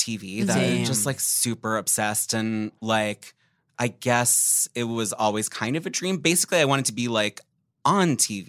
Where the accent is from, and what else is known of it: Philadelphia, Pennsylvania, United States; moved away